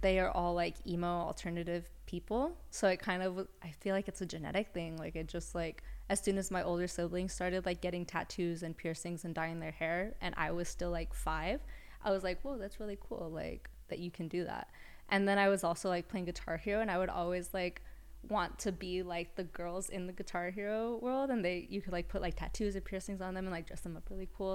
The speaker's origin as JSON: {"language": "English", "town": "Los Angeles", "region": "California", "country": "United States", "also_born_or_lived": "Santa Cruz"}